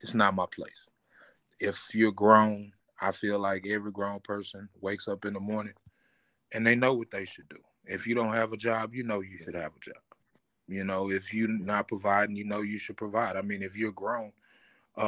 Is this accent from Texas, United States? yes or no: yes; Terrell, Texas, United States; We started in the South. Actually, I was born in Terrell, Texas